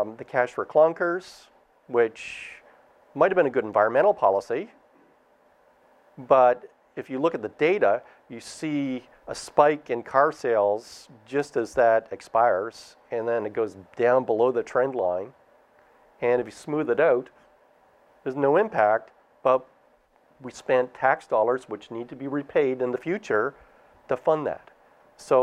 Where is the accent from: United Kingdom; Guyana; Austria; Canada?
Canada; now in United States; I'm Canadian.